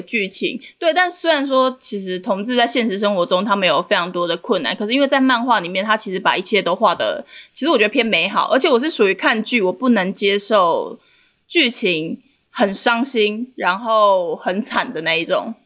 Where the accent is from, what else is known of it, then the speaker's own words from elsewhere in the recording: Changhua County, Taiwan; 我是彰化人